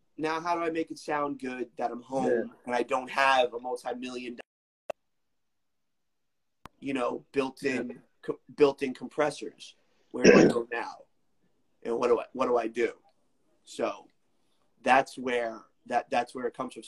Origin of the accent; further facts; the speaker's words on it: New York City, New York, United States; I'm from Staten Island, New York